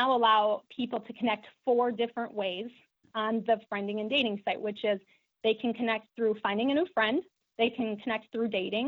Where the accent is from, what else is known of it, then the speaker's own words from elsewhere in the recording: La Crosse, Wisconsin, United States; I grew up in La Crosse